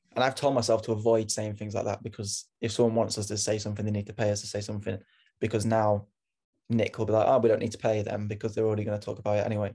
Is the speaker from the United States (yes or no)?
no; United Kingdom; moved away; I'm British